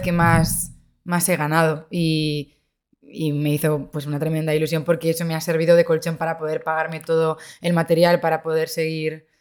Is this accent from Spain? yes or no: yes; Santander, Cantabria, Spain; now in Madrid, Spain; Yo soy de Santander